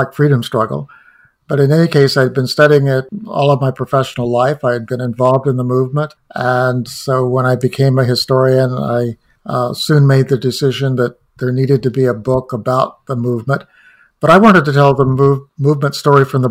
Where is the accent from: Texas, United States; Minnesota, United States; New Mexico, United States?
New Mexico, United States; Los Alamos; moved away; I grew up in Los Alamos, where the first atomic bomb was built